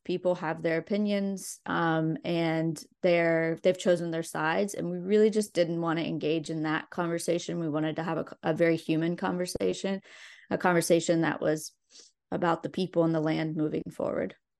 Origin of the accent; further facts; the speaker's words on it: Logan, West Virginia, United States; also born or lived in Abingdon, Virginia / Charleston, West Virginia / Nicholas County, West Virginia; I was born in Abingdon, Virginia, and grew up in, um, m, mostly Logan and near Charleston, West Virginia